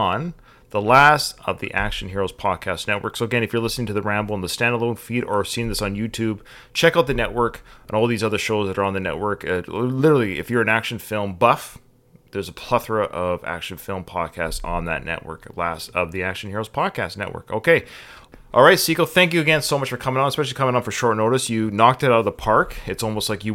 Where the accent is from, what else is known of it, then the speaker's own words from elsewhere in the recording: Victoria, British Columbia, Canada; it was actually filmed in my hometown as well, Victoria, British Columbia.